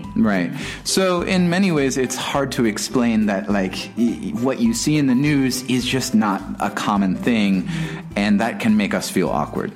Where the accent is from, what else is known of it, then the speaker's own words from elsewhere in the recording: Texas, United States; moved away; also born or lived in China; I'm from Texas